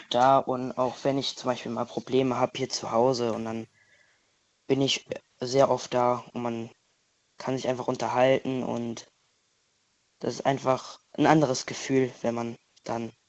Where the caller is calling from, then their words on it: Feuerscheid, Rhineland-Palatinate, Germany; Ich bin nur allein und ich komme aus Feuerscheid.